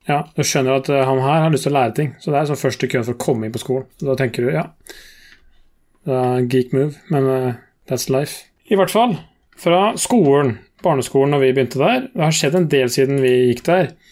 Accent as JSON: {"language": "Norwegian", "country": "Norway", "said": "jeg og min bror Vi er jo fra Kallet"}